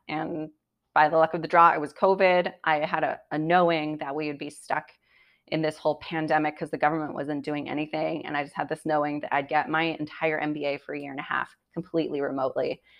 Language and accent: English; United States; As an American